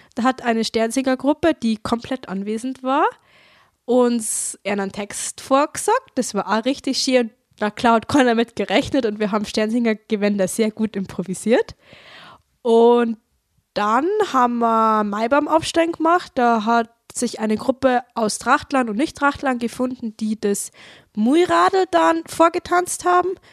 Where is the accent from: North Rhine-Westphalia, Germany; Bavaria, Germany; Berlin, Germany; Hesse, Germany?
Bavaria, Germany; Traunstein district; ich komme aus dem Landkreis Traunstein